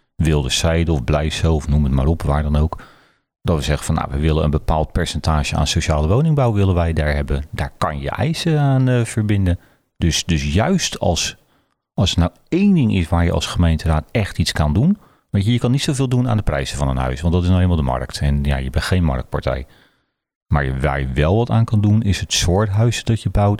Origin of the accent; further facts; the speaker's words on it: Zuid, South Holland, Netherlands; now in Berkel en Rodenrijs, Netherlands; ik kom uit Zuid. Ik, ik ben eh, uiteindelijk naar Berkel toegegaan